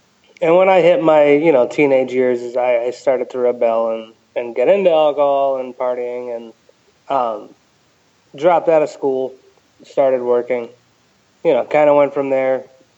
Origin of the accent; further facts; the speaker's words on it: Ellington, Connecticut, United States; also born or lived in Crystal Lake, Connecticut; I grew up in Ellington, Connecticut. It's a very small cow town.